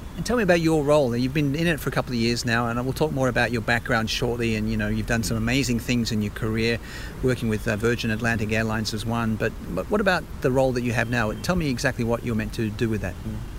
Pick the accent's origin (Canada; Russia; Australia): Australia; moved away; also born or lived in West London; as an Australian